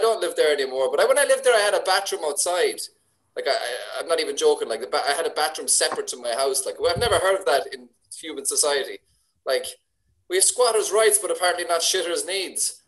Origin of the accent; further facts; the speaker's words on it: Ireland; I'm Irish